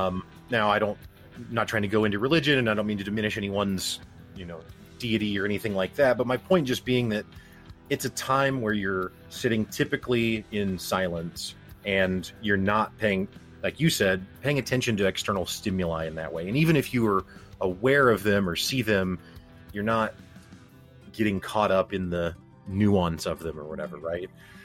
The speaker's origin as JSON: {"language": "English", "region": "Midwest", "country": "United States", "said": "But I do still think, and maybe this is because I'm from the Midwest"}